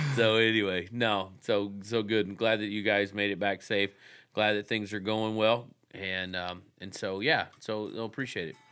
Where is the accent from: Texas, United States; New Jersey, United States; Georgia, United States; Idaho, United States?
Texas, United States; moved away; I grew up in Texas